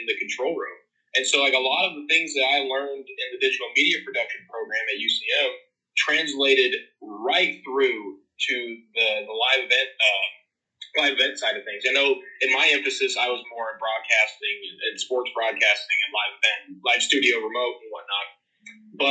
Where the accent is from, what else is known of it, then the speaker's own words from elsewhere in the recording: Peculiar, Missouri, United States; also born or lived in Warrensburg; moved back to my town, my hometown of Peculiar